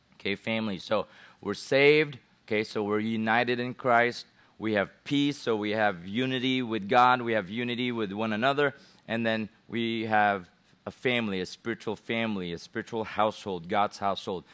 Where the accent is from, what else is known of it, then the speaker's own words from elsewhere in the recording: Philippines; I'm a Gentile, even though I'm from the Philippines